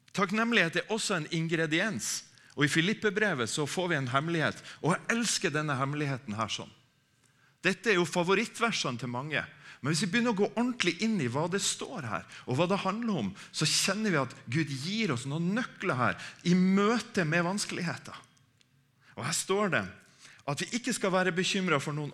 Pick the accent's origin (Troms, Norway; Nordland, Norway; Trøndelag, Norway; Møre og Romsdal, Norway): Troms, Norway; Harstad; moved away; Jeg er fra Harstad, egentlig, eh, eh oppe i Troms